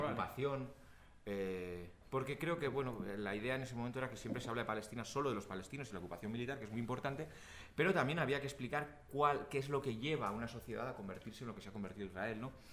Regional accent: Pamplona, Navarre, Spain; Yo soy vasco, yo soy del País Vasco, de Pamplona.

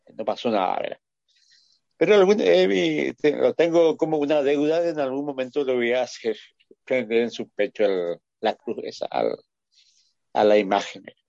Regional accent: Paraguay; somos nomás luego un pueblo bastante sui generis

